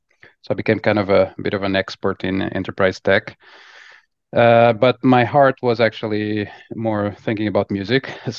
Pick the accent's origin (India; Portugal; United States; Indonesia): Portugal; Lisbon; I'm originally from Lisbon, Portugal, and started my career in consulting.